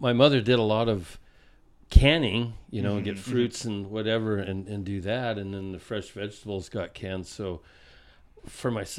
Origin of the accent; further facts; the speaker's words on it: California, United States; I'm California